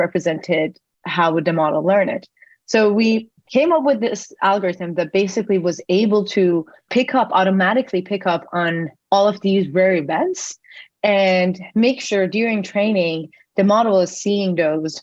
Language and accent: English; Iran; moved away as an adult; now in United States; I was born and raised in Iran. I moved to the US after I got into MIT for my undergrad